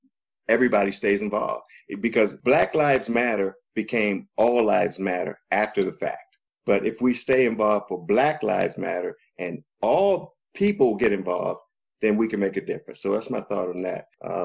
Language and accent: English; United States; serve this country and I believe in what that flag of America is supposed to mean. We've been duped, but I'm an American.